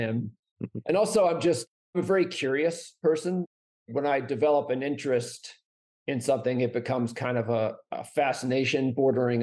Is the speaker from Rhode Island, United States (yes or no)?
no; New Hampshire, United States; now in Flagstaff, United States; I grew up mostly in New Hampshire, so very far from here.